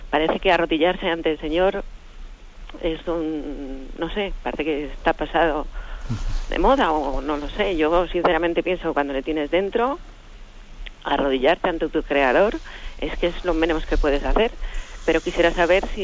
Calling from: Alcobendas, Community of Madrid, Spain; de Alcobendas.

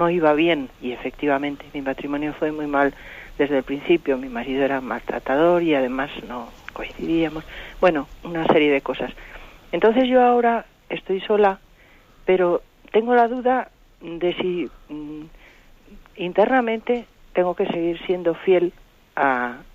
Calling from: Madrid, Community of Madrid, Spain; de Madrid.

